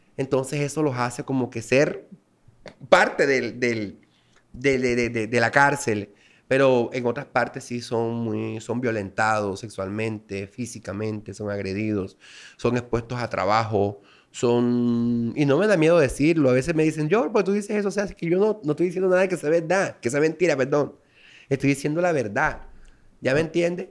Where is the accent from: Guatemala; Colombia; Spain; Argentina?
Colombia; Las Palmas, Bolívar; moved away; soy nativo de Las Palmas, Bolívar